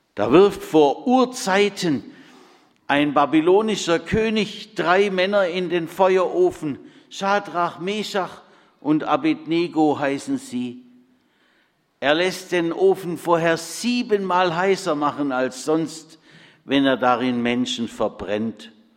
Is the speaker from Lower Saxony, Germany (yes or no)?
no; Bad Friedrichshall, Baden-Württemberg, Germany; in Bad Friedrichshain-Kochendorf, meinem Heimatort